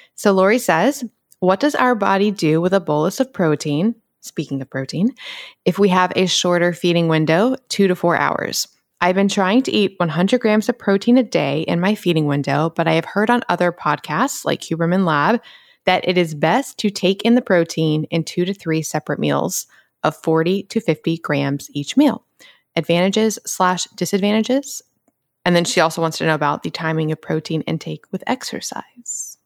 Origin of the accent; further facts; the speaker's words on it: Atlanta, Georgia, United States; moved away; growing up in Atlanta